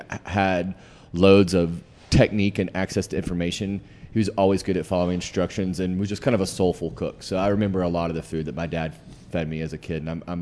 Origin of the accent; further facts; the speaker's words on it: Valdosta, Georgia, United States; moved away as an adult; now in Atlanta, United States; I grew up in Valdosta, Georgia